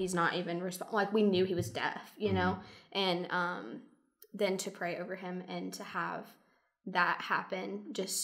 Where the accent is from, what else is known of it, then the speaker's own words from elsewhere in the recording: Dalton, Georgia, United States; also born or lived in Milledgeville, Georgia / Gainesville, Georgia; I was born and raised in Dalton.